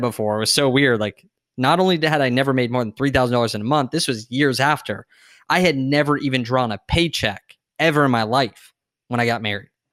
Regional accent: San Diego, California, United States; I grew up in San Diego

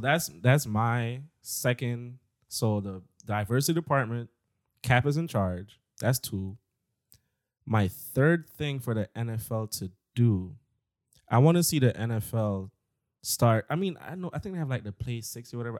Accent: New York, United States; I'm from New York

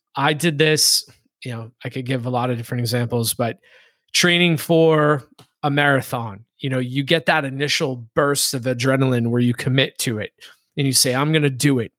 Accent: Boston, Massachusetts, United States; I grew up in the Boston area

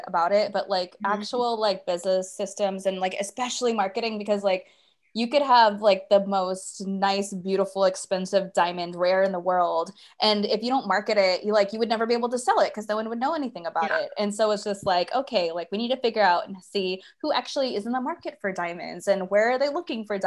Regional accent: Alaska, United States; moved away as an adult; also born or lived in Hawaii; I grew up in Alaska, went to Hawaii right after college.

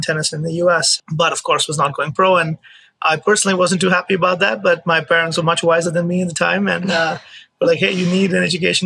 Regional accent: Mumbai, Maharashtra, India; moved away as an adult; now in United States; I was born in India, in Mumbai, and I played college tennis. I played tennis my childhood

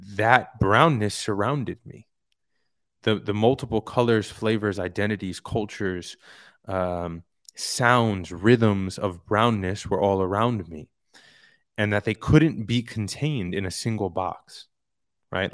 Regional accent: New York City, New York, United States; moved away; also born or lived in Hollywood; I'm from Queens. I'm from a very diverse area in Queens

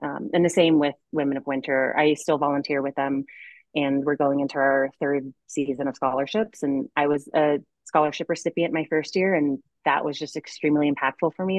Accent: Connecticut, United States; moved away as an adult; now in Boulder, United States; I grew up in Connecticut

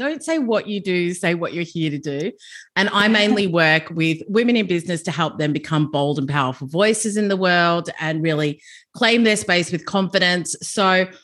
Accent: Melbourne, Victoria, Australia; moved away as an adult; also born or lived in London; I grew up in Melbourne, and I got into recruitment and HR at a young age.

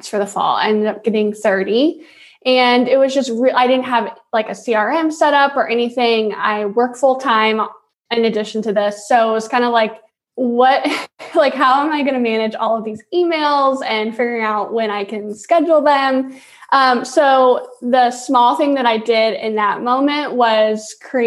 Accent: Virginia Beach, Virginia, United States; moved away as an adult; now in St. Louis, United States; I am a transplant from Virginia Beach, Virginia, but I have been here 8 years

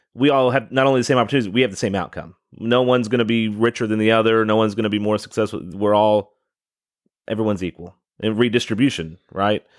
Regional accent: Louisville, Kentucky, United States; moved away as an adult; now in Southern Indiana, United States; I'm born and raised in Louisville

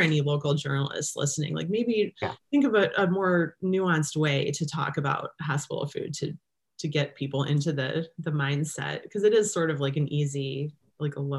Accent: Cleveland, Ohio, United States; I'm from Cleveland

